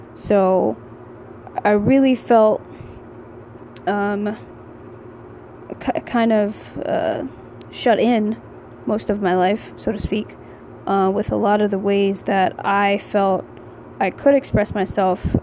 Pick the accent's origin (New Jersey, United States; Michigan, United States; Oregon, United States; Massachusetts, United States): New Jersey, United States; I'm originally from New Jersey.